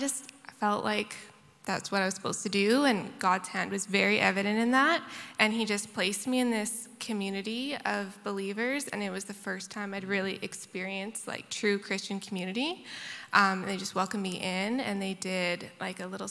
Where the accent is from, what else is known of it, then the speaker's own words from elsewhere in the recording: Abbotsford, British Columbia, Canada; also born or lived in Prince Edward Island; now in Victoria, Canada; I grew up in Abbotsford, BC, Bible Belt.